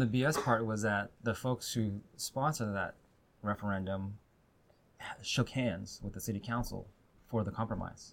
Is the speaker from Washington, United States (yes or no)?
yes; Burien, Washington, United States; also born or lived in White Center; now in Seattle, United States; So born in White Center, raised in Burien, and then live now in West Seattle with my family